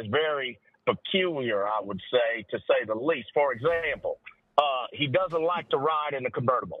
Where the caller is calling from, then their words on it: Fort Worth, Texas, United States; I'm calling in from Fort Worth tonight.